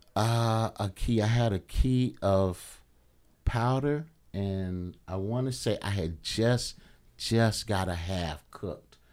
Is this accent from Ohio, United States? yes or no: no; Alabama, United States; moved away; I'm from Alabama.